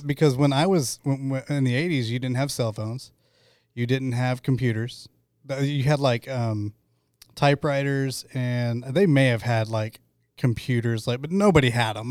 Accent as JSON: {"language": "English", "town": "Choctaw", "region": "Oklahoma", "country": "United States", "tie": "born or raised there", "said": "I grew up in Choctaw"}